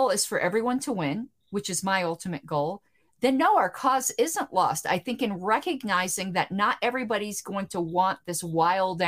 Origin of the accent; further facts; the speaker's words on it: the South, United States; I'm from the South